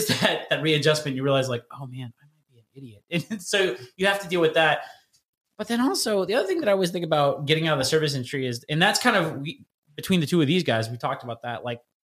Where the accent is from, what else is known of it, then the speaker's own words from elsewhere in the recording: Midwest, United States; moved away; also born or lived in Indianapolis / Illinois / Chicago / Portland, Oregon; people from the Midwest